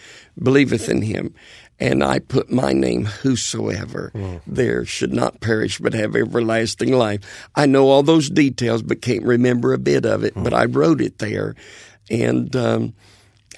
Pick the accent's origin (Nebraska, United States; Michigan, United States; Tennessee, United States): Tennessee, United States; Bristol; I was brought up in Bristol, Tennessee, over in East Tennessee